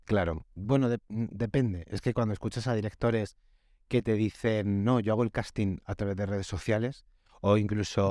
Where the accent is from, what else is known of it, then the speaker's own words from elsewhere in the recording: Almería, Andalusia, Spain; yo soy un actor millennial de Almería